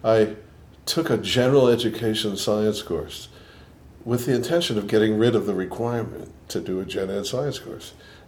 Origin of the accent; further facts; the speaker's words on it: Boston, Massachusetts, United States; accent: New York and Boston; also born or lived in New York; I grew up in Boston. I was born in Boston. I grew up there. I lived in New York for quite a while, and I think I have more New York in my accent than Boston, but there's probably a little bit of both.